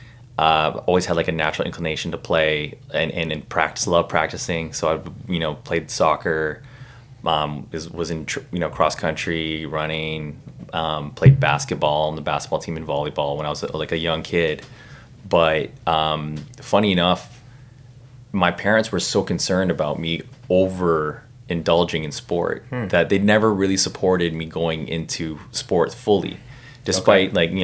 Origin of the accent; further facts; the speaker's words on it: Burnaby, British Columbia, Canada; I grew up in Burnaby